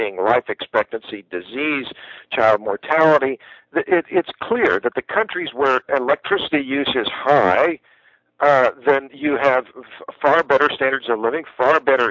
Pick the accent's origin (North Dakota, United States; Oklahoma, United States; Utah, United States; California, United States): Oklahoma, United States; Tulsa; now in Austin, United States; I grew up in Tulsa